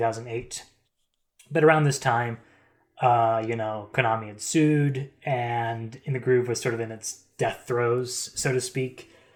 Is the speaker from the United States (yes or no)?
yes; East Coast, United States; I'm from the East Coast.